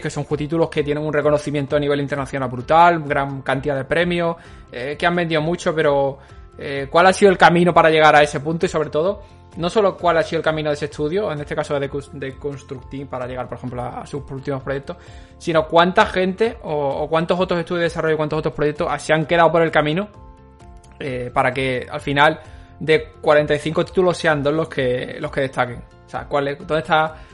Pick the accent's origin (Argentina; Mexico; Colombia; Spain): Spain; Que somos españoles, sería el resumen.